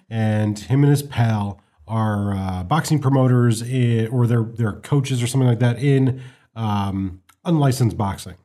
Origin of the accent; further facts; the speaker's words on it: United States; as an American